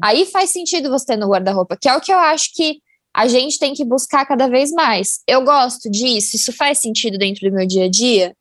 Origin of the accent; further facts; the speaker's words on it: São Paulo, Brazil; eu sou de São Paulo